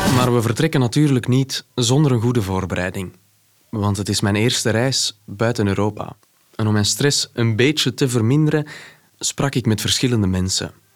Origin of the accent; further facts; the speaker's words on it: Mexico City, Mexico; Ik ben geboren in Mexico-stad